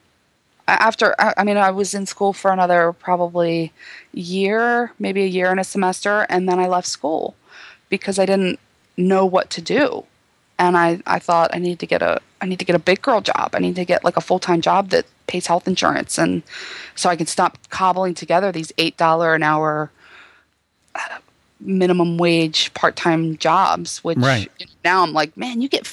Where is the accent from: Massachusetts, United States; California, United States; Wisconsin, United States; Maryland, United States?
Maryland, United States; Baltimore; accent: Baltimore; my Baltimore accent